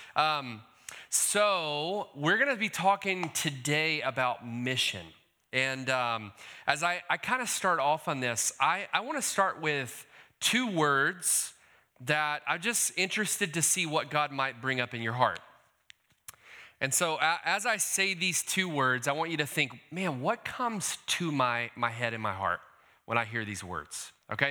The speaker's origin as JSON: {"language": "English", "town": "Decatur", "region": "Georgia", "country": "United States", "also_born_or_lived": "California", "said": "I hail from Decatur, Georgia"}